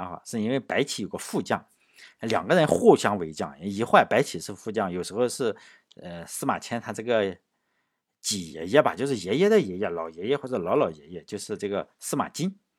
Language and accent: Chinese; China; 我们中国人不以成败论英雄这一点非常好啊